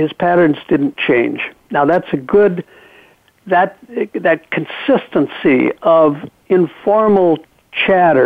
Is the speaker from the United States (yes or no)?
yes; Michigan, United States; When I was a little boy growing up in Michigan